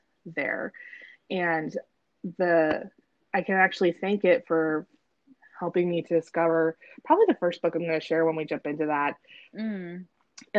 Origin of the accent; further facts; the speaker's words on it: Salem, United States; I grew up in Salem mostly